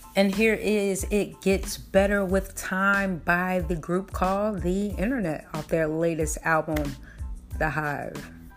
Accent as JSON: {"language": "English", "region": "Florida", "country": "United States", "said": "I'm from Florida"}